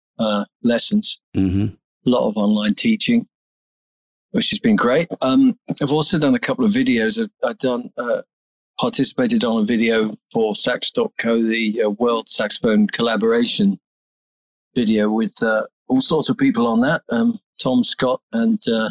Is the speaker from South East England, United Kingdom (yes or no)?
yes; Isle of Wight, South East England, United Kingdom; moved away as an adult; also born or lived in London; I come from the Isle of Wight